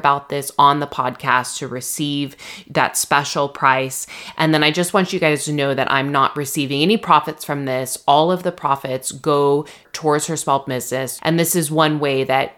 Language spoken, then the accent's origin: English; Redlands, California, United States; my hometown, Redlands